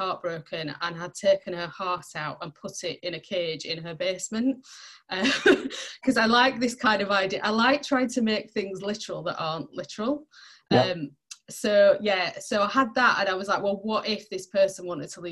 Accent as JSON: {"language": "English", "town": "Barnsley", "region": "Yorkshire and the Humber", "country": "United Kingdom", "tie": "born or raised there", "moved": "as an adult", "lives_now": "Sheffield, United Kingdom", "said": "I didn't grow up in Sheffield, I grew up in Barnsley."}